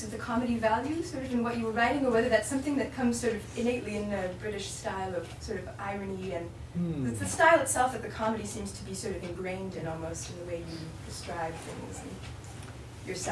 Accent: United States; moved away; as an American also who's been sort of anglicized in the past few years

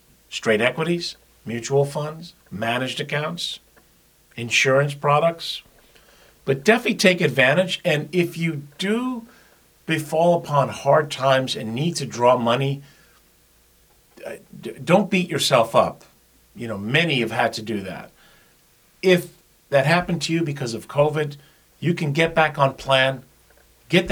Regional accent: New York, United States; now in Jupiter, United States; I speak fast because I'm originally from New York, but I so love living in Florida

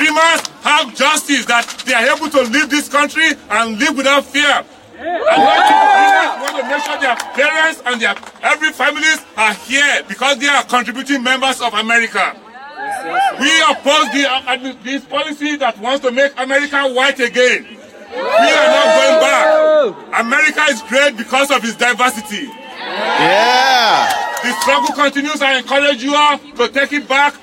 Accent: Nigeria; moved away as an adult; now in United States; I'm an immigrant from Nigeria

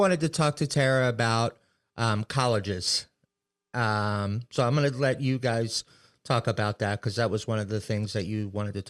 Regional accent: Maryland, United States; I grew up in Maryland, you know, not around drinkers at all.

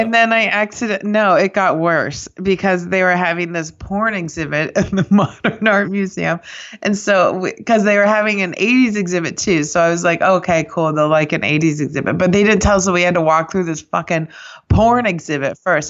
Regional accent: Kansas City, United States; now in New York, United States; I grew up in Kansas City

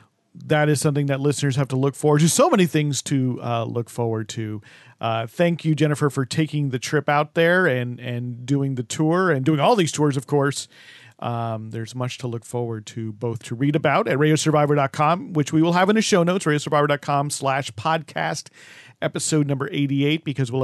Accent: New Jersey, United States; I know of WFUV from growing up in the Northeast, in the New Jersey, New York area.

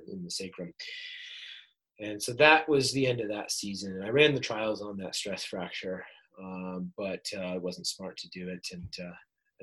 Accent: upstate New York, United States; moved away as an adult; also born or lived in Stanford, California; now in San Diego, United States; I grew up in upstate New York

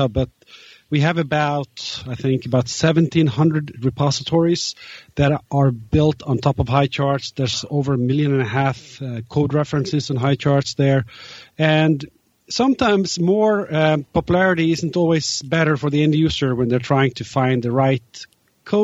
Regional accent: Norway; now in New York, United States; I'm from Norway, but I'm currently located in New York.

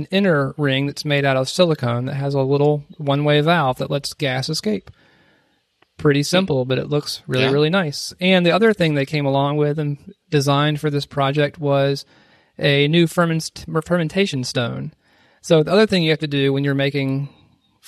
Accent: South Carolina, United States; my home state.

